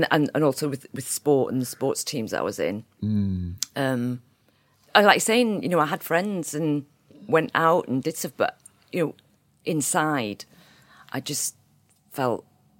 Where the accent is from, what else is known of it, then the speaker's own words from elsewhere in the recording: Hexham, North East England, United Kingdom; I was raised in Northumberland, actually. I went to school in a place called Hexham, very countrified town, but sort of based around Newcastle. I'm based in Newcastle now.